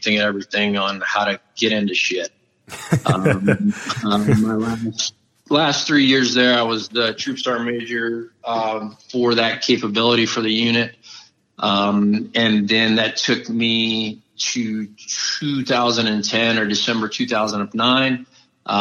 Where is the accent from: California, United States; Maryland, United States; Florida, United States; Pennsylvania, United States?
Florida, United States; South; moved away as an adult; Tom and I grew up down in South Florida